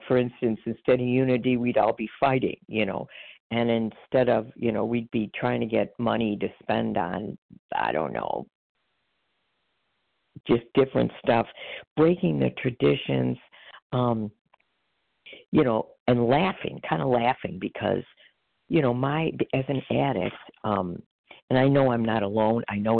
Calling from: Chicago, Illinois, United States; …, recovered in Illinois, Chicago area.

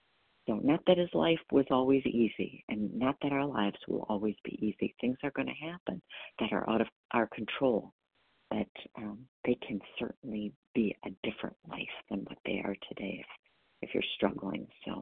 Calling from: Wisconsin, United States; I'm calling from Wisconsin.

